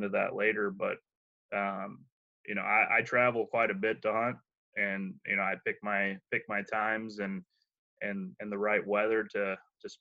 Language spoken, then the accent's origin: English; Akron, Ohio, United States; moved away as an adult; now in Iowa, United States; I grew up in Akron